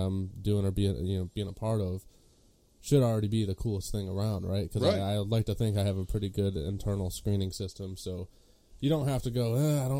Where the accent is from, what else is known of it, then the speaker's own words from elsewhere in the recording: Monroe, Michigan, United States; I am a filmmaker from Monroe, Michigan